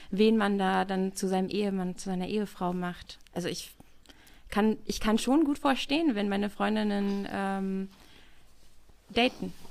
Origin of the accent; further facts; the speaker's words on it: Northern Germany, Germany; Ich komme ja nicht aus Frankfurt, ich komme ja aus dem Norden.